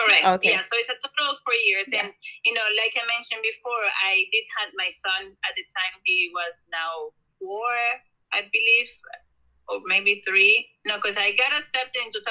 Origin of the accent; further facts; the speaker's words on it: Colombia; now in New Jersey, United States; I was born and raised in Colombia